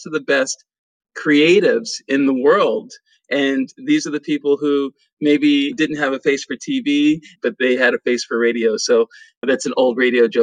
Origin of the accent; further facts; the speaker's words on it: Washington, District of Columbia, United States; also born or lived in Pennsylvania; I'm originally from Washington, D.C., born and raised in Chocolate City